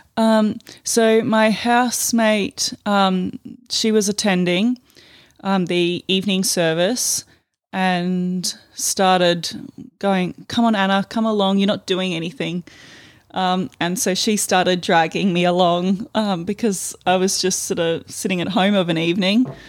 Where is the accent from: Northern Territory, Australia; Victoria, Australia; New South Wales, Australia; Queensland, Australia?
Northern Territory, Australia; Palmerston; also born or lived in Darwin; raised in Darwin. Um, actually, the, raised in the satellite city of Palmerston